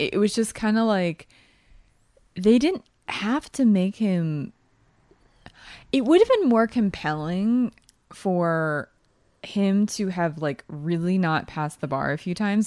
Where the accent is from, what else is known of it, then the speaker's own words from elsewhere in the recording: East Coast, United States; I'm also from the East Coast